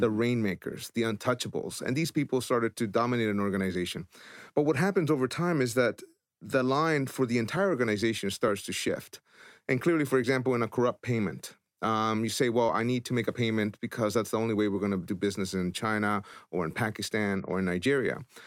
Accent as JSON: {"language": "English", "country": "El Salvador", "tie": "born or raised there", "moved": "yes", "said": "I was born in El Salvador, so I understand war torn, I understand corruption, I've lived it."}